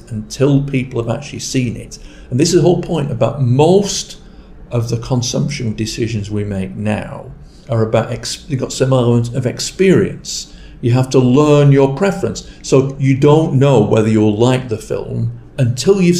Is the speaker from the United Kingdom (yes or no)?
yes; Rochdale, North West England, United Kingdom; my hometown is Rochdale in Lancashire